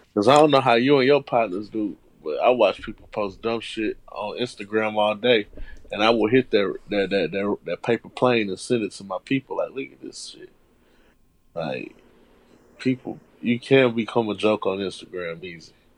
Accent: Houston, Texas, United States; I was born and raised in Houston. I was born and raised on the South Side

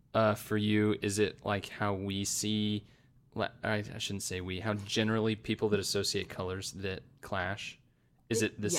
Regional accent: Arizona, United States; I grew up in Arizona where there's an abundance of Mexican food.

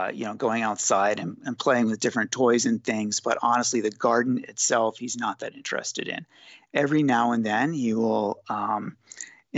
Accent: Northern Delaware, United States; moved away as an adult; also born or lived in Southern California; now in California, United States; I grew up in Northern Delaware and I lived there for the first, I lived on the East Coast until I was about 25, 26 or so, maybe mm-hmm. 27, moved to California in 1998.

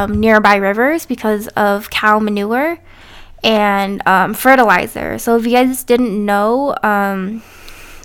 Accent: Canada; also born or lived in United States

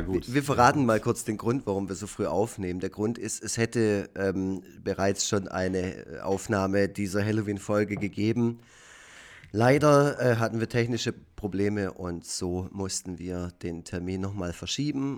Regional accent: Effringen, Baden-Württemberg, Germany; auf dem Land in Effringen, wo ich aufgewachsen bin, im schönen Nordschwarzwald

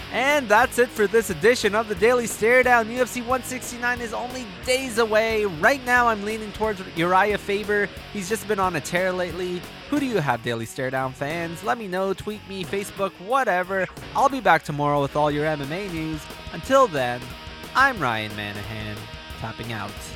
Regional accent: Toronto, Ontario, Canada; my hometown of Toronto

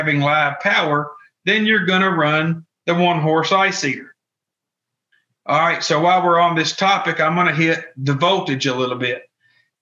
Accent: Kentucky, United States; I'm from Kentucky

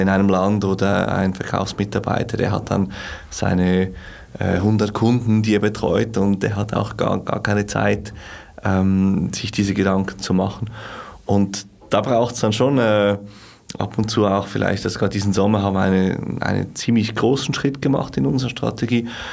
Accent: Switzerland; als Schweizer

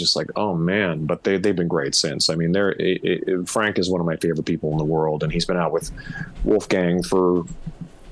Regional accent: Canada; moved away as an adult; now in Las Vegas, United States; guys like me and Sebastian and, you know, different guys who grew up in Canada

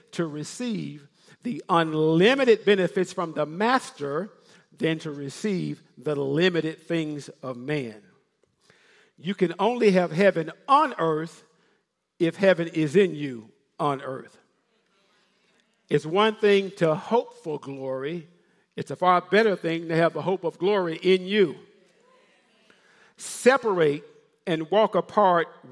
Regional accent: Memphis, Tennessee, United States; I'm from Memphis, Tennessee. I can say ain't

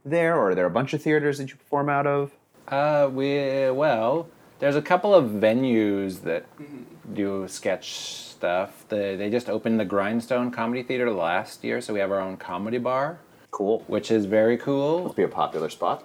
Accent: Boston, Massachusetts, United States; I'm from Boston

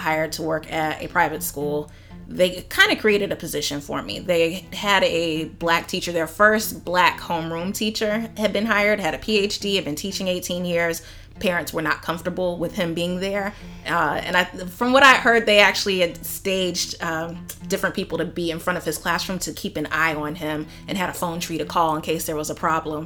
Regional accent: Sandy Springs, Georgia, United States; I grew up in Atlanta in Sandy Springs

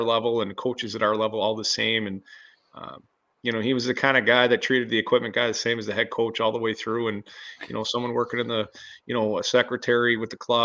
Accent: Buffalo, New York, United States; I'm from Buffalo like you, and we're passionate about Buffalo sports

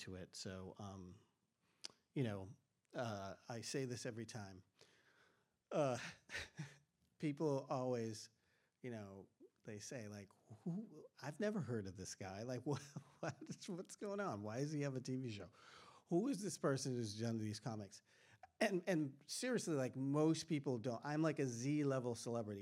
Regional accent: Boston, Massachusetts, United States; I grew up in Boston, Massachusetts in the 70s

